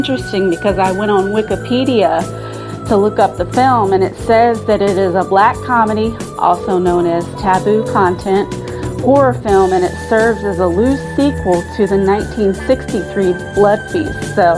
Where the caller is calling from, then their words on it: Williamsburg, Virginia, United States; I'm calling in from Williamsburg, Virginia.